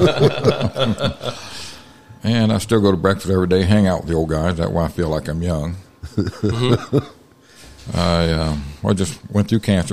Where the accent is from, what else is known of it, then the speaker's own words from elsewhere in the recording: Marion, Indiana, United States; also born or lived in Corpus Christi, Texas; I'm originally from Marion, Indiana. I was born in Corpus Christi, Texas